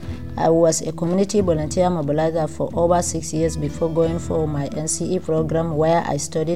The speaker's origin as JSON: {"language": "English", "area": "Guduma Kankwana, near Malaka", "region": "Jigawa", "country": "Nigeria", "tie": "born or raised there", "said": "I was born in Guduma Kankwana, very close to this community, and after my primary and secondary education in Jigawa, I came back home"}